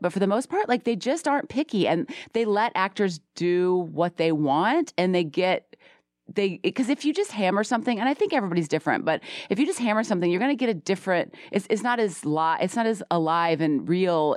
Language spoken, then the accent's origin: English; the South, United States; I'm a Southerner